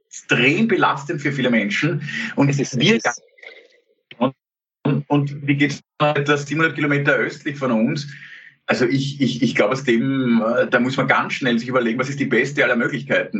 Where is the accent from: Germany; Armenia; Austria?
Austria; also born or lived in Klosterneuburg; auch als Österreicher